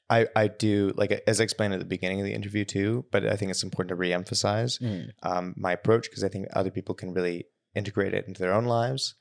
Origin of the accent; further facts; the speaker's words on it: Victoria, British Columbia, Canada; now in Toronto, Canada; I grew up in Victoria